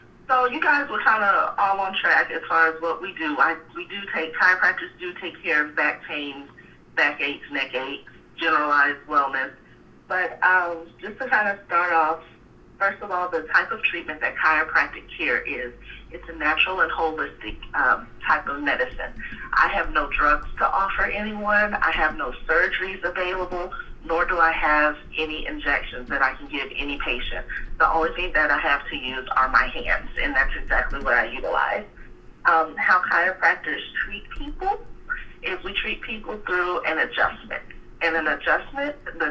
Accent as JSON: {"language": "English", "town": "Dallas", "region": "Texas", "country": "United States", "tie": "born or raised there", "also_born_or_lived": "Waco, Texas / Pasadena, Texas", "said": "I'm from Dallas, born and raised"}